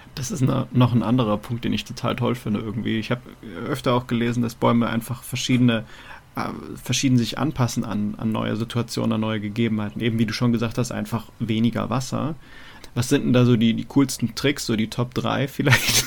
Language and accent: German; Munich area, Bavaria, Germany; now in Mainz, Germany; ich komme aus dem, aus dem Münchner Raum, ähm, da haben wir die Isar und da ist halt sehr viel Wald.